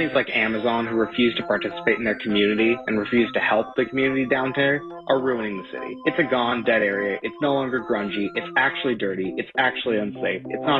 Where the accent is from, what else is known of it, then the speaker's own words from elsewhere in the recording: Seattle, Washington, United States; moved away as an adult; now in Bellingham, United States; I'm from Seattle, and I moved out of the area, actually up north by the border in a smaller town called Bellingham, because of how bad it's gotten over the last 2 years.